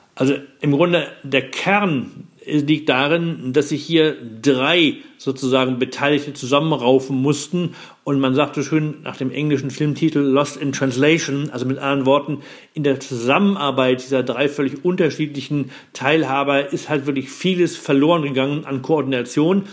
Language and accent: German; Germany; gerade als Deutscher